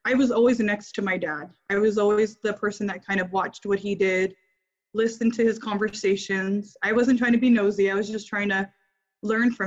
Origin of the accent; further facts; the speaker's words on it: Santa Ana, California, United States; also born or lived in Homestead, Florida / Hawaii; now in St. George, Utah, United States; I grew up in Santa Ana, California, where the majority was Mexican, Hispanic